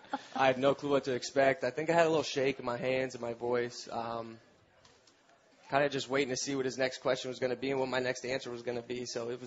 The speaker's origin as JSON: {"language": "English", "region": "Florida", "country": "United States", "also_born_or_lived": "South Carolina", "said": "I'm from Florida."}